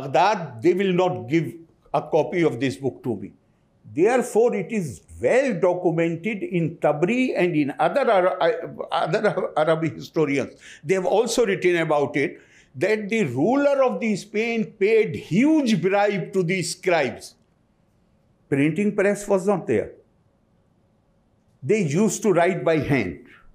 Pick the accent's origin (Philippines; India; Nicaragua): India; as an Indian